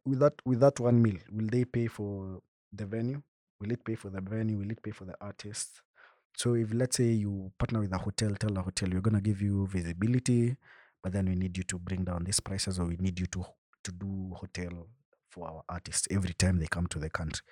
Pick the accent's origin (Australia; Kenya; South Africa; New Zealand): Kenya; Bomet, Bomet County; I come from Bomet, so where we stay, my home, home, there's no Safaricom lines that serve Wi-Fi